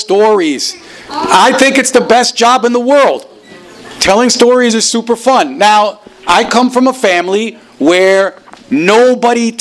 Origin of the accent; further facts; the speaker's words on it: New Jersey, United States; English is a second language; also born or lived in Caribbean island; when I was 6 years old, my family moved to New Jersey.